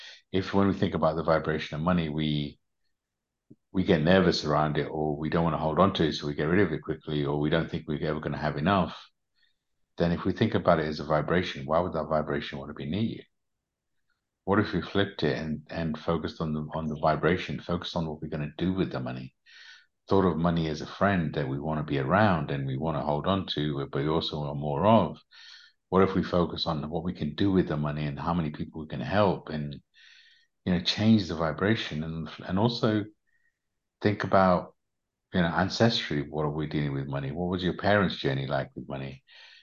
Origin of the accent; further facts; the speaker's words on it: Uganda; I was a refugee from Uganda, so we didn't have much.